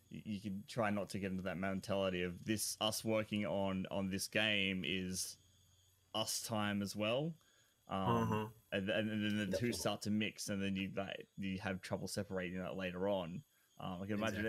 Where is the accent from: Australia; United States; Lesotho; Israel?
Australia; I'm Australian.